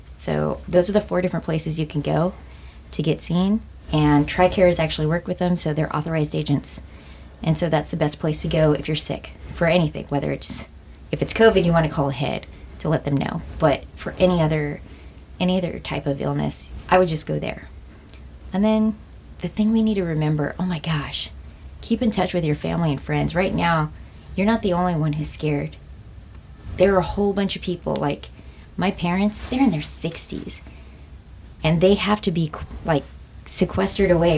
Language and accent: English; United States